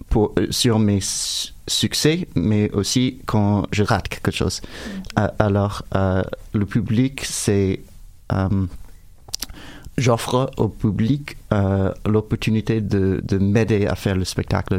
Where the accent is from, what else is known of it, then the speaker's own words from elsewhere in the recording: United States; French is a second language; moved away; mon français n'est pas parfait, je suis américain